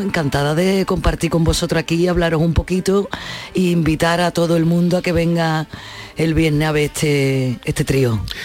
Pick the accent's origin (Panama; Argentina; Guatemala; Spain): Spain; Cádiz, Andalusia; soy de Cádiz